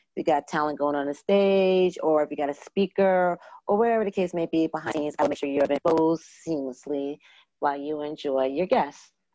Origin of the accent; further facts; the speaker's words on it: Long Island, New York, United States; also born or lived in Brooklyn, New York; I was born in Brooklyn and um, raised on, went to school in Long Island, New York.